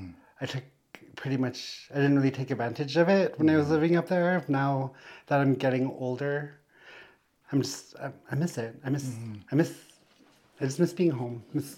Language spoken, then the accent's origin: English; Tłı̨chǫ region, Northwest Territories, Canada; moved away; I'm an Indigenous queer two-spirit from the Kleecho region in the Northwest Territories from Treaty 11.